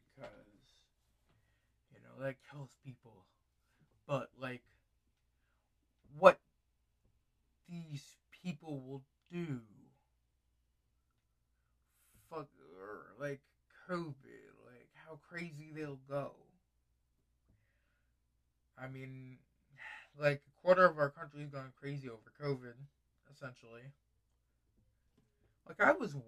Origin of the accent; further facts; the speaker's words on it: United States; I'm just an American person